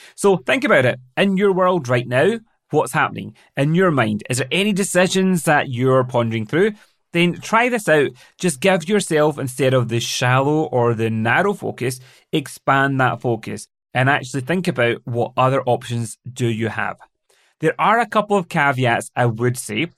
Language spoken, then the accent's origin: English; Glasgow, Scotland, United Kingdom; moved away as an adult; also born or lived in London; settling back down in my hometown of Glasgow